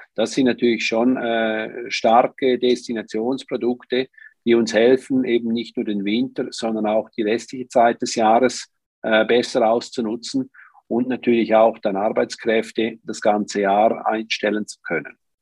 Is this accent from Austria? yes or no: no; Switzerland; im Flachland bei uns in der Schweiz